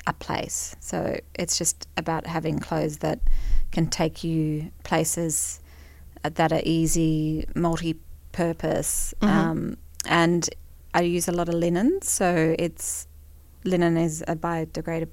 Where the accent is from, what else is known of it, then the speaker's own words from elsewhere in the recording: Brisbane, Queensland, Australia; I grew up in Brisbane.